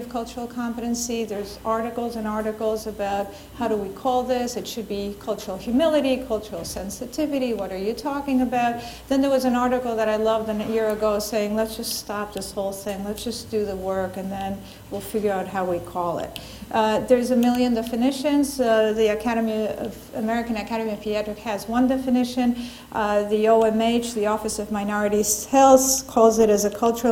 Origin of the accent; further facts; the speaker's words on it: Argentina; I'm from Argentina, and my cultural background has nothing to do with my Spanish-speaking colleagues in the Dominican Republic